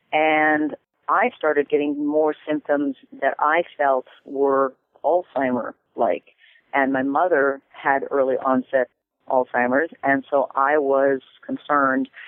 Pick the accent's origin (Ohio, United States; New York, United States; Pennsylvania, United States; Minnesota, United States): Minnesota, United States; I'm from Minnesota